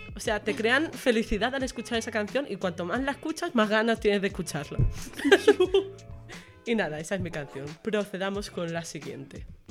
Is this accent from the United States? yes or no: no; Menorca, Balearic Islands, Spain; moved away as an adult; also born or lived in Extremadura; now in Badajoz, Spain; yo soy de Menorca. Y un dato curioso es que yo vine a Extremadura